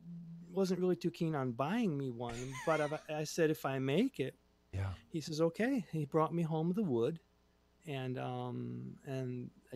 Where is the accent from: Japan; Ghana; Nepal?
Japan; moved away as an adult; We're from Japan. And at the time, my girlfriend was also Japanese.